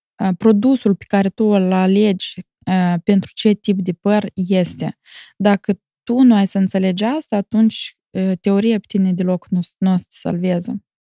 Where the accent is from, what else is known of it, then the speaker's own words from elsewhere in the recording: Moldova; now in Milan, Italy; Eu sunt mândră că sunt moldoveancă